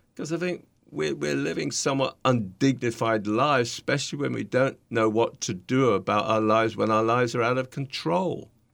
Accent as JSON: {"language": "English", "country": "United Kingdom", "accent": "British", "moved": "yes", "lives_now": "New York, United States", "said": "my nice British accent"}